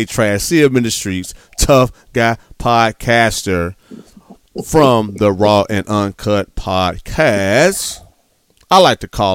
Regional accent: Gary, Indiana, United States; I'm from Gary, Indiana, born and raised.

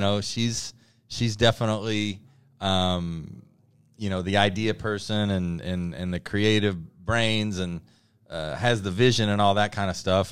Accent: Louisburg, Kansas, United States; I grew up in Lewisburg, Kansas

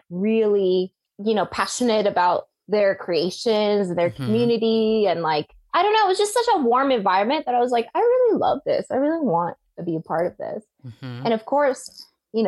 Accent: Central Valley, California, United States; moved away as an adult; growing up in the Central Valley in California

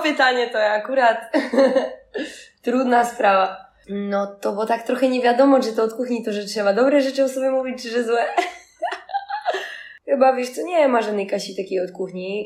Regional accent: Poland; born or raised there; moved away as an adult; also born or lived in Barcelona, Spain / Ursynów, Warsaw

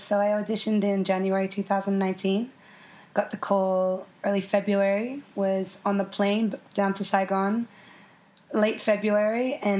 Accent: Orange, New South Wales, Australia; moved away as an adult; Yeah, so I was born in Orange and raised there till I was 18 years old. It's a beautiful town. It gets really cold in winter.

